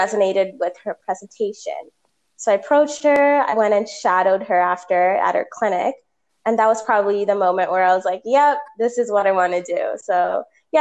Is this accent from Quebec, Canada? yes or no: no; Toronto, Ontario, Canada; I was born and raised in Toronto, Ontario